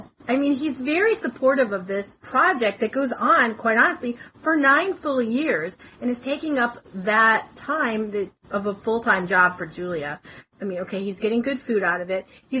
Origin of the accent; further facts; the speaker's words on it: New England, United States; I'm from New England